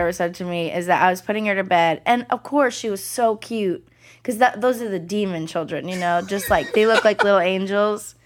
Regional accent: the Bay Area, California, United States; In the Bay

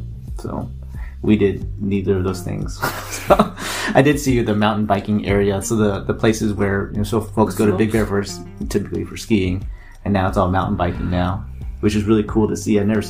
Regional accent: San Diego, California, United States; oh, where are you guys from? I'm like, oh, San Diego

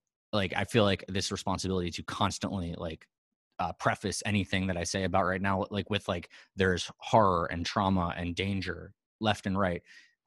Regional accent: New York City, New York, United States; I'm from New York City

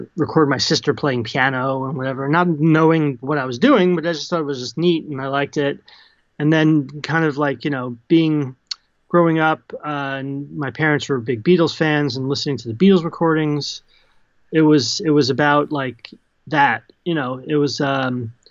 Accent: New Jersey, United States; I grew up in Central Jersey

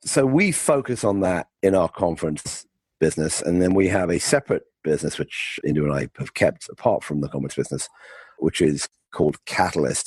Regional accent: United Kingdom; moved away as an adult; also born or lived in London / California; I grew up in the UK, as you can tell by my, my accent.

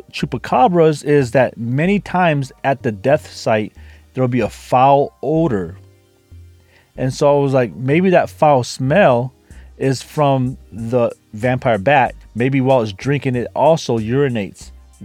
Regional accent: United States; I'm from America

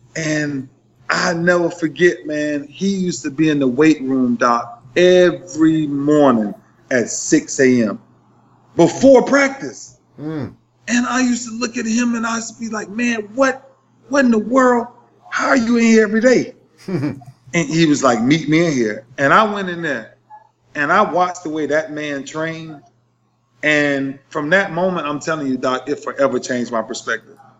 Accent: Lakeland, Florida, United States; my hometown in Lakeland

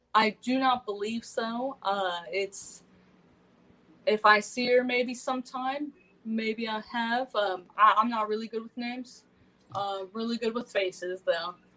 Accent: Compton, California, United States; I'm straight from Compton, California

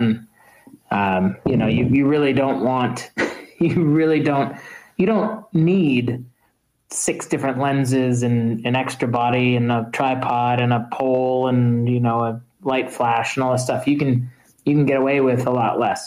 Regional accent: United States; being at Dakar as an American that year, um, being the only Americans there as journalists.

